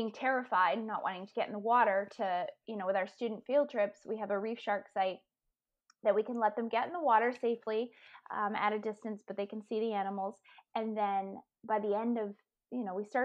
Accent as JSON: {"language": "English", "region": "Maine", "country": "United States", "tie": "born or raised there", "said": "I grew up in Maine and we didn't live right near the water, but we could drive to it"}